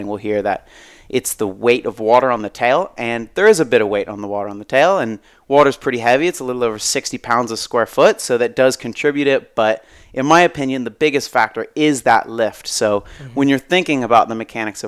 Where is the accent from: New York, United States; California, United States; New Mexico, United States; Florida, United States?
Florida, United States; I grew up in Florida